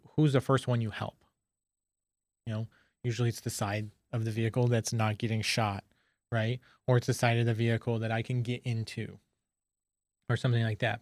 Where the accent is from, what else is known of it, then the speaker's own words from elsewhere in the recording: San Diego, California, United States; I'm from San Diego, grew up with a big large group of friends